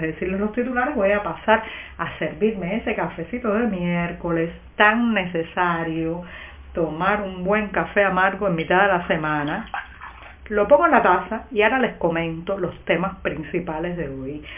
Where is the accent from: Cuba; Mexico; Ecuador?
Cuba; cubana, periodista, ciudadana